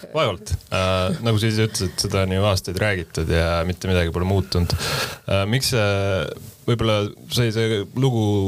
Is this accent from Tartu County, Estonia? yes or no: no; Pärnu, Pärnu County, Estonia; moved away; ma olen ise Pärnust pärit